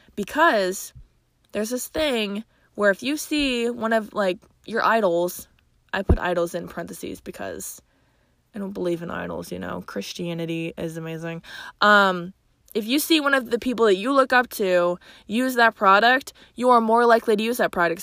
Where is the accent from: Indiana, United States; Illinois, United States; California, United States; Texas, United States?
Illinois, United States; Chicago; accent: Chicago; my Chicago accent